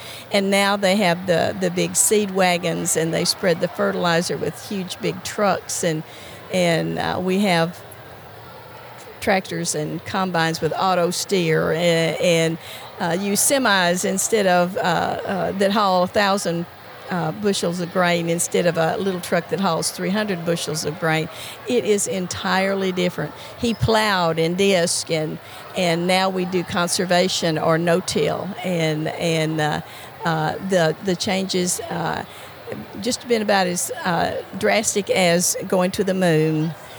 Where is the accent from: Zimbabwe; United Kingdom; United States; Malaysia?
United States; Michigan; Part of the time I was in Michigan.